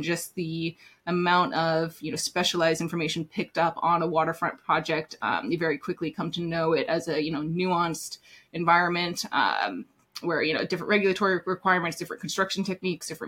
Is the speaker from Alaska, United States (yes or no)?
yes; Anchorage, Alaska, United States; also born or lived in Middle East / Northeast US; now in New York City, United States; I grew up in Anchorage, Alaska